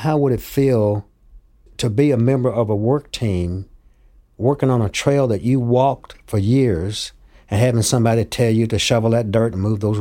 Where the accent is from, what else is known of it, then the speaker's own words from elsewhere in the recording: Glasgow, Kentucky, United States; I grew up a little bit east of here in Glasgow, Kentucky, which is at the edge of the park